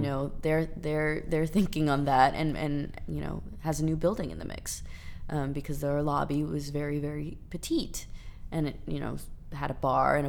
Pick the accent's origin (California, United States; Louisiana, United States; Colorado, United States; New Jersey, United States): Louisiana, United States; New Orleans; moved away; also born or lived in Pittsburgh; I'm from New Orleans too